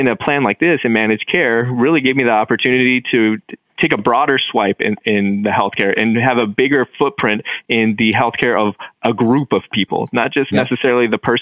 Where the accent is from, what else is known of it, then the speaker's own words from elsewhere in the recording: Bakersfield, California, United States; Some of the most desperate and tough situations that I've ever seen in my entire life have been right here in my hometown